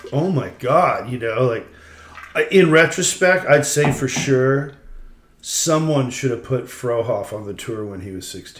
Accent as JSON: {"language": "English", "town": "Manhattan Beach", "region": "California", "country": "United States", "tie": "born or raised there", "said": "When I grew up in Manhattan Beach, there was empty lots everywhere. Everyone had a front and back yard. There was only one-story houses. It was like a little beach town. It was beach town people."}